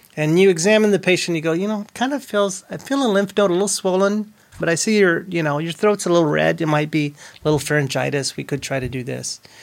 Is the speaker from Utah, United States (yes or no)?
no; Fort Stockton, Texas, United States; also born or lived in Odessa, Texas; I grew up in Fort Stockton, but I was born in Odessa, Texas